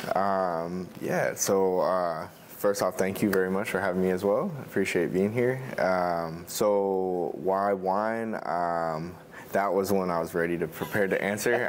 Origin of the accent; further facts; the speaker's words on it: between Long Island and Connecticut, suburbs of New York City, United States; moved away as an adult; also born or lived in Oregon; I grew up in the suburbs of New York City, uh, between Long Island and Connecticut.